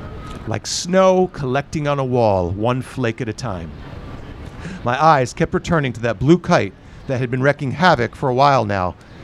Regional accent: Fort Lauderdale, Florida, United States; Fort Lauderdale, Florida.

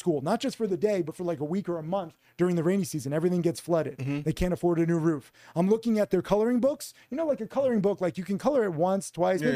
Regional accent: Connecticut, United States; moved away; also born or lived in Miami; I grew up in Connecticut.

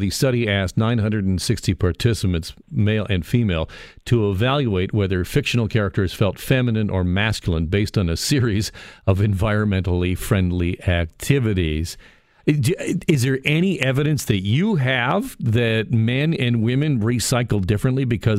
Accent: Burlington, Ontario, Canada; And my hometown of Burlington, Ontario, is this year's winning city

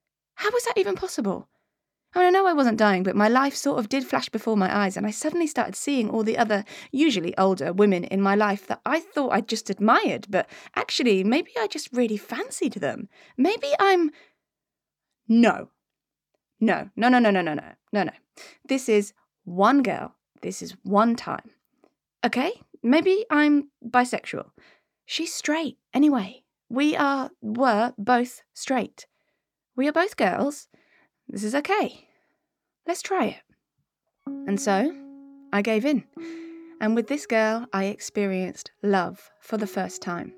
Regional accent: Devon, South West England, United Kingdom; Being gay was so unspoken of growing up in Devon in the 90s

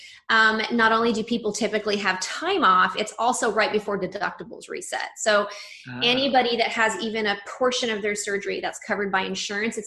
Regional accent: Redlands, California, United States; also born or lived in San Diego; now in Los Angeles, United States; I grew up about an hour and a half outside of LA in a town called Redlands. And so I lived in that area through high school

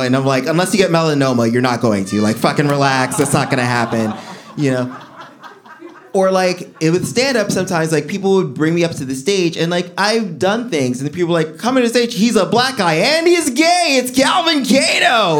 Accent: New York City, New York, United States; I'm from Flatbush

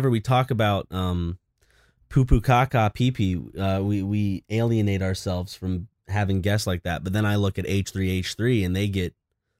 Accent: United States; born there; I was born in the States. See, my parents met each other in college

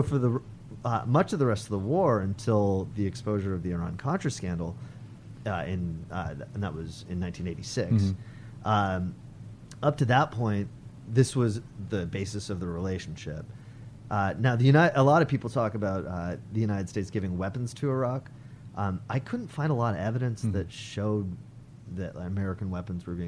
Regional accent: Canada; I'm Canadian

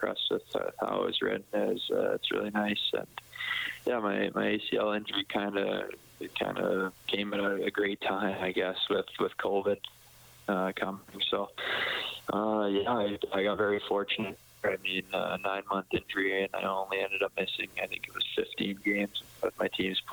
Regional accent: Edmonton, Alberta, Canada; in my hometown

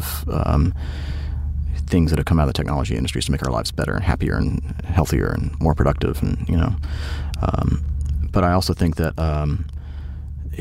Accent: Georgia, United States; I'm from Georgia

